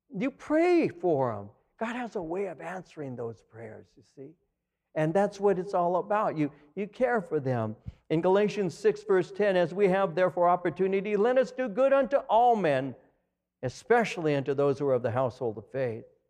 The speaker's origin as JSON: {"language": "English", "area": "Los Angeles County", "region": "California", "country": "United States", "also_born_or_lived": "Norwalk, California", "lives_now": "Chino, United States", "said": "I came from L A County."}